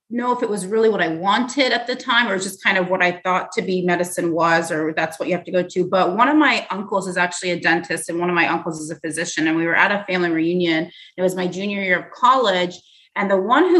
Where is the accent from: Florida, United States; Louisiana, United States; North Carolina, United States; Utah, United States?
Florida, United States; Tallahassee; moved away as an adult; also born or lived in Tennessee / Manhattan, New York; now in Florida, United States; I grew up in Tallahassee